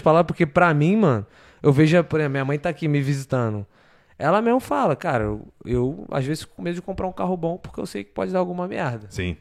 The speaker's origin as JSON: {"language": "Portuguese", "region": "Rio de Janeiro", "country": "Brazil", "moved": "yes", "said": "Sou do Rio de Janeiro"}